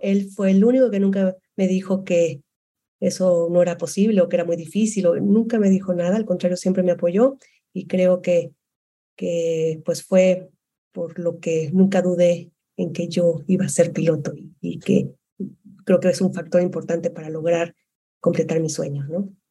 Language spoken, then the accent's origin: Spanish; Guadalajara, Jalisco, Mexico; moved away as an adult; also born or lived in Monterrey; yo soy de Guadalajara